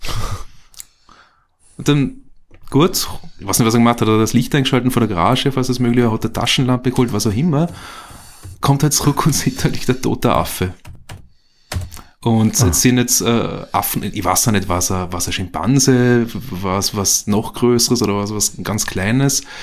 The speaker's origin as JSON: {"language": "German", "region": "Vorarlberg", "country": "Austria", "tie": "born or raised there", "moved": "yes", "lives_now": "Vienna, Austria", "said": "Ich komme äh, ursprünglich aus Vorarlberg, ja, also bin jetzt seit knapp 20 Jahren in Wien, bin in Vorarlberg aufgewachsen, in einer kleinen Gemeinde bei Feldkirch."}